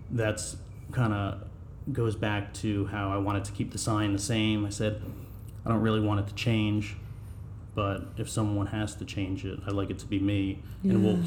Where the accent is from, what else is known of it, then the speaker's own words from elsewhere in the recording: Denville, New Jersey, United States; also born or lived in Boonton; I live in Boonton now. Yeah. I grew up in Denville